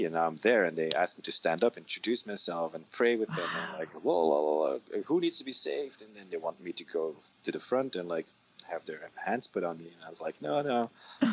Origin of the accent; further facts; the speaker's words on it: Belgium; moved away as an adult; also born or lived in San Diego; from Belgium